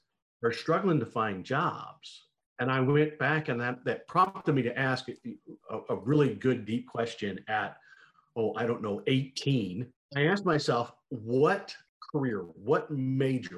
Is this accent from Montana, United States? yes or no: yes; Montana, United States; I grew up in Montana